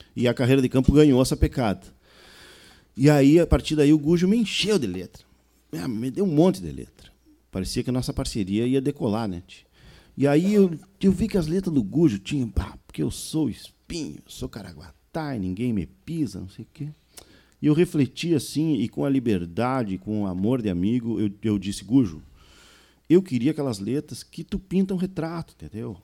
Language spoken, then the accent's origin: Portuguese; on the banks of the Uruguay River, Rio Grande do Sul, Brazil; Tivemos sorte lá de nascer na fronteira, na beira do Rio Uruguai, com essa influência do vento minuano ali, de um sotaque da Argentina, do Uruguai